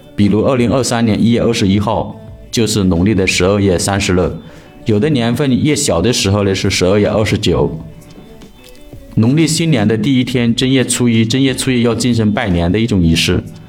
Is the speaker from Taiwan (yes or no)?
no; China; 我们中国人的传统文化